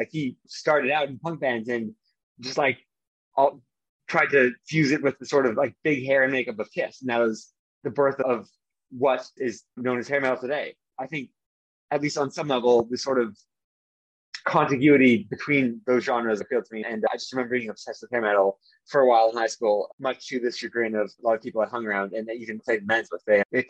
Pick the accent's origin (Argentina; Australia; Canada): Canada; Toronto, Ontario; also born or lived in London, United Kingdom; So I mostly grew up around Toronto, the unofficial capital of Canada. But I did spend a fair amount of my childhood in London, England, with my father's family.